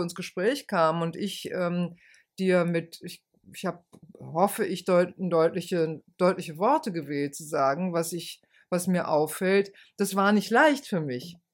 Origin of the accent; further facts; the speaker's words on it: Rhineland, Germany; ich bin ja Rheinländerin